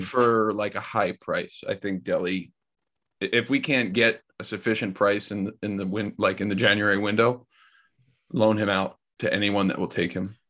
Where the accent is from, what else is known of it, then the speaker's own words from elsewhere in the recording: United States; We're American people